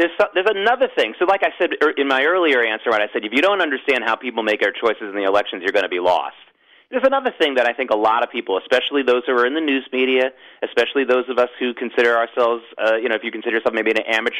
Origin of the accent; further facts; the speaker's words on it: the South, United States; moved away; also born or lived in New York area; I grew up in the South